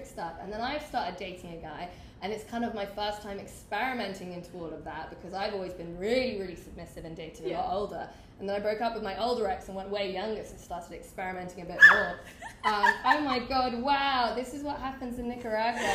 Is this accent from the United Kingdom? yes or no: yes; London, United Kingdom; I'm from London